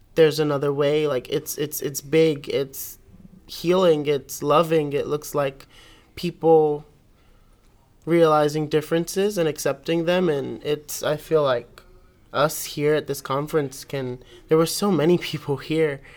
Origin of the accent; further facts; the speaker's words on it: New York City, New York, United States; I'm from Brooklyn, New York.